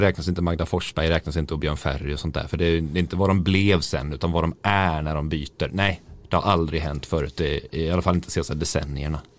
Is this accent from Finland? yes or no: no; Sweden; jag var liksom enda svensk